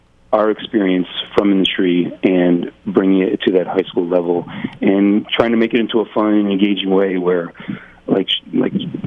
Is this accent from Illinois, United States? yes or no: no; New Jersey, United States; I'm from Jersey